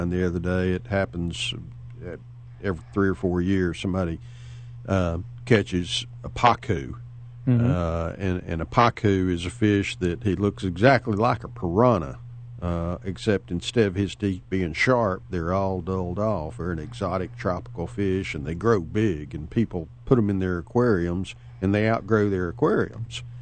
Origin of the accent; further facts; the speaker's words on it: Tennessee, United States; I'm from Tennessee